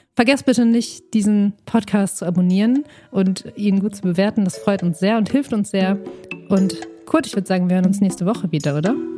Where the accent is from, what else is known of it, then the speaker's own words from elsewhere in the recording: Dortmund, North Rhine-Westphalia, Germany; ich komme aus Dortmund